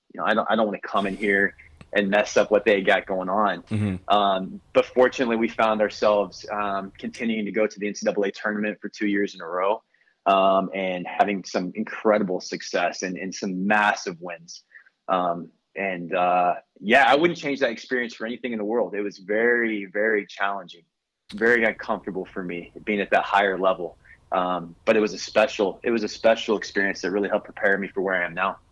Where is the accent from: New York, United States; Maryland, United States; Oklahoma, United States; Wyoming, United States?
Oklahoma, United States; Tulsa; now in Arizona, United States; I grew up in Tulsa, Oklahoma.